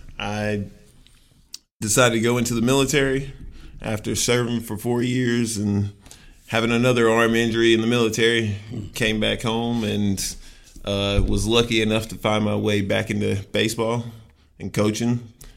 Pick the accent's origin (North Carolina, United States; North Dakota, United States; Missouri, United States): North Carolina, United States; Sanford; I was born and raised in Sanford, North Carolina.